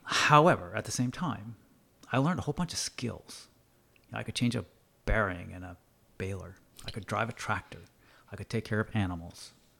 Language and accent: English; New England, United States; I grew up in the United States. I grew up in New England, and sports and football were, you know, really important.